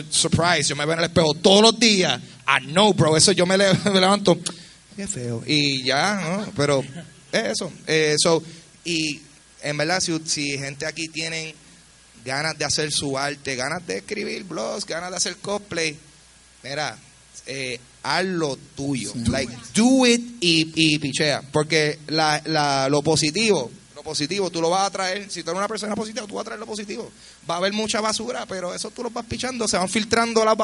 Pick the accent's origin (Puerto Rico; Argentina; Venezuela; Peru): Puerto Rico; Carolina; Eh, yo soy de Carolina, yo te encuentro, papi.